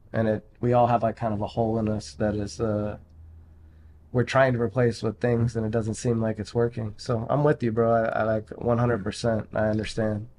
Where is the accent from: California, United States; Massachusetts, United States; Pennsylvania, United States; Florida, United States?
Pennsylvania, United States; Pittsburgh; moved away; I'm from Pittsburgh originally